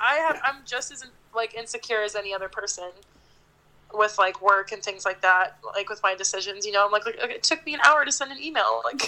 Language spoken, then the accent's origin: English; Mariposa, California, United States; moved away as an adult; now in Paso Robles, United States; when I go to visit Mariposa, I'm always sad to leave. Like, I always love it, and it'll be my hometown. But I'm glad I left